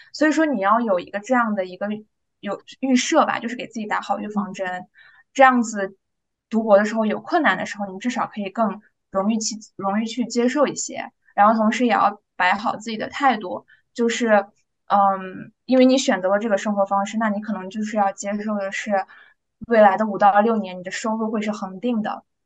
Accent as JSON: {"language": "Chinese", "town": "Urumqi", "region": "Xinjiang", "country": "China", "tie": "born or raised there", "moved": "as an adult", "lives_now": "United States", "said": "咱们在，呃，新疆出生长大的，呃，孩子"}